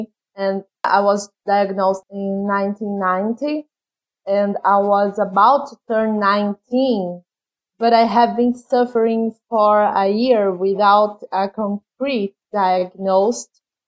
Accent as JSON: {"language": "English", "country": "Brazil", "tie": "born or raised there", "second_language": "English", "said": "Yes, sorry about my funny accent."}